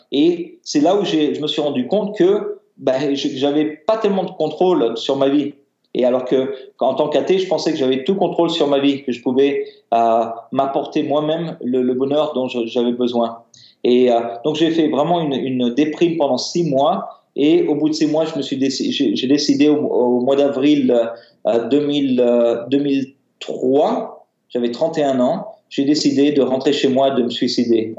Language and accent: French; Paris, Île-de-France, France; moi, je suis né euh, en France, à Paris